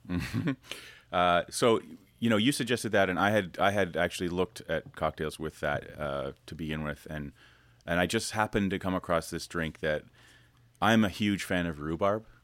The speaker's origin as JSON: {"language": "English", "country": "Canada", "said": "I'm Canadian, I should speak fluent French-Canadian."}